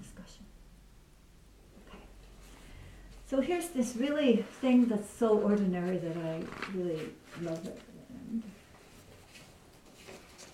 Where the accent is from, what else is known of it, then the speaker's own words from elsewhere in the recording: British Columbia, Canada; that's where I'm from British Columbia